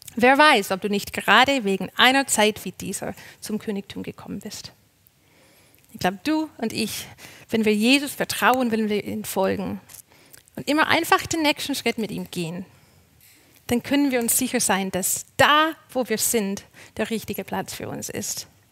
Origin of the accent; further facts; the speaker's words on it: Canada; moved away as an adult; now in Germany; Ich bin ja Kanadierin und bin vor neun Jahren nach Deutschland gezogen